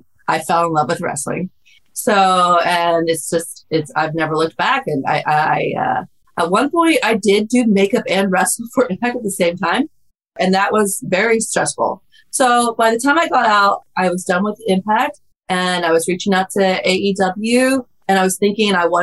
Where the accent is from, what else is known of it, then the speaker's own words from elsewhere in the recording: Oklahoma, United States; So I'm from Oklahoma